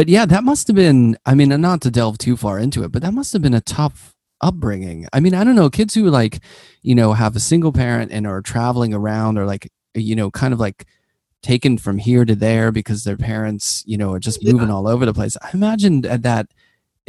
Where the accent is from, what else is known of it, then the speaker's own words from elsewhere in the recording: Pittsburgh, Pennsylvania, United States; moved away as an adult; I grew up in Pittsburgh and I was in Pittsburgh until I went to college